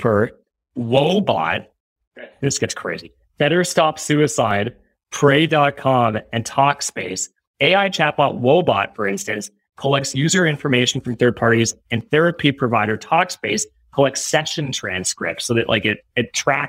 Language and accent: English; Toronto, Ontario, Canada; my hometown, Etobicoke